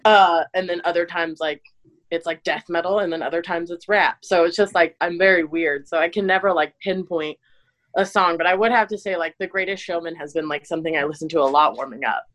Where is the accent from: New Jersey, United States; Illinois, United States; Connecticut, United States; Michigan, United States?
Illinois, United States; I was born in Illinois